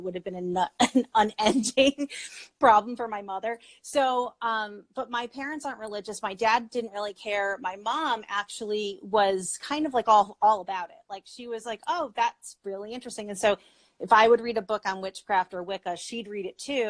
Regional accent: Connecticut, United States; I grew up in Connecticut, so I grew up in New England.

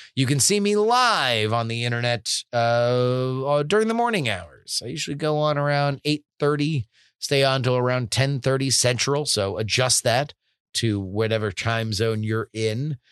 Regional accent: South Florida, United States; I grew up in South Florida

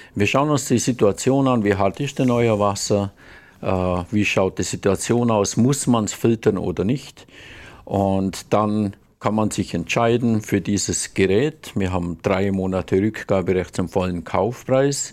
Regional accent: Allgäu, Bavaria, Germany; ich komme aus dem Allgäu, aus dem wunderbaren Allgäu die wohl wunderbarste Region der Welt

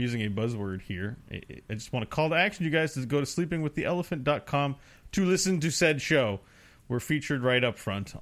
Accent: Canada; I enjoy being a Canadian

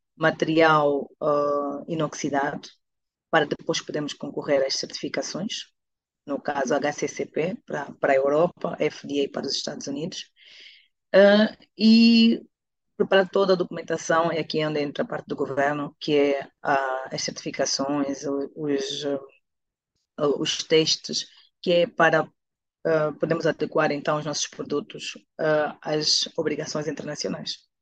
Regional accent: Angola; also born or lived in Portugal / Netherlands; now in Luanda, Angola; a minha terra chamada Angola

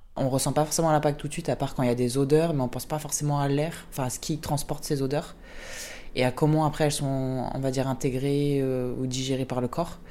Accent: Annecy, Auvergne-Rhône-Alpes, France; now in Marseille, France; je suis de Annecy, donc vraiment les montagnes

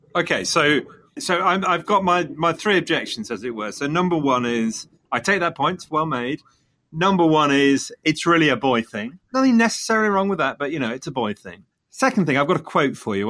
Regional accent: Leicester, East Midlands, United Kingdom; coming from Leicester, Leicester being my hometown

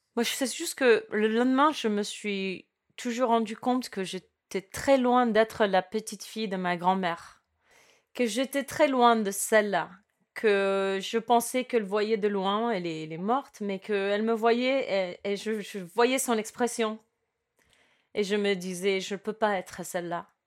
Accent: Cuba; moved away; also born or lived in United States; je suis née à Cuba et mes parents, ils ont fait, ils ont traversé des, des, obstacles

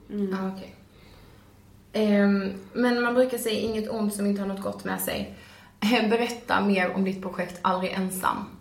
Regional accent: Blekinge, Sweden; now in Stockholm, Sweden; vi är tillbaka i Stockholm mm. efter en helg hemma i Blekinge.

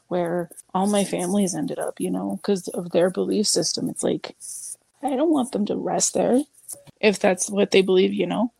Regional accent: United States; I'm American, so I don't know Dutch

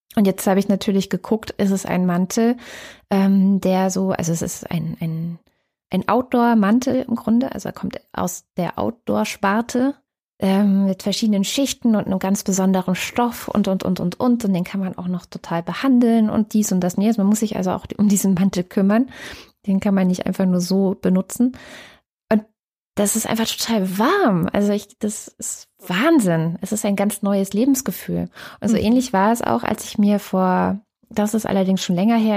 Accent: East Germany, Germany; bei uns in Ostdeutschland

